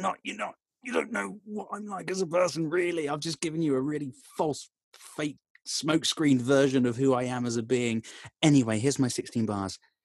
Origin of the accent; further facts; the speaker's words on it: Tamworth, West Midlands, United Kingdom; from Cyprus back to stay in Tamworth